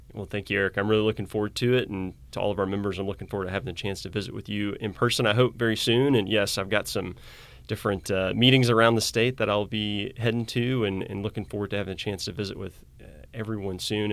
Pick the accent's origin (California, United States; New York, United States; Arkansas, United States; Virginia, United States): Arkansas, United States; moved away as an adult; also born or lived in Indiana; now in Missouri, United States; I grew up in Arkansas